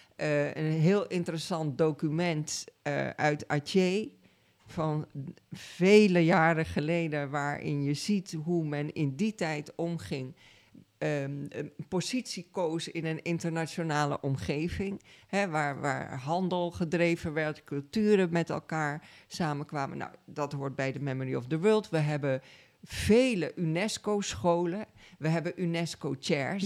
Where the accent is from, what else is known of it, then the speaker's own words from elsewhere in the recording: Suriname; now in Netherlands; Ik kom uit Suriname. Ik ben eh, daar geboren en getogen.